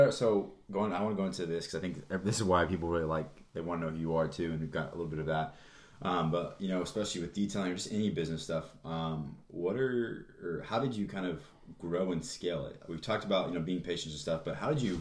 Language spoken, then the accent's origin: English; Kansas City, Missouri, United States; I was born in Kansas City, so I've been here my whole entire life